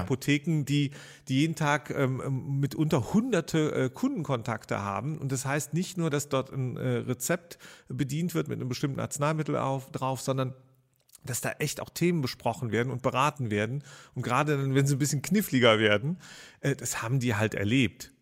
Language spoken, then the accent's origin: German; Rhineland, Germany; da war ich so 18, 19 Jahre alt in meiner Heimatstadt